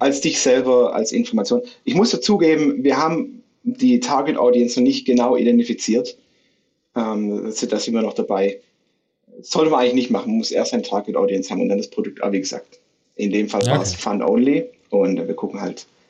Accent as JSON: {"language": "German", "area": "near Stuttgart", "region": "Baden-Württemberg", "country": "Germany", "tie": "born or raised there", "also_born_or_lived": "Brazil / Philippines", "moved": "as an adult", "said": "in meiner Heimatstadt in der Nähe von Stuttgart"}